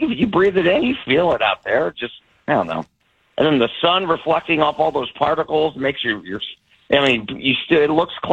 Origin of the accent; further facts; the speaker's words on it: Cleveland, Ohio, United States; growing up in Cleveland, we had 3.5 acres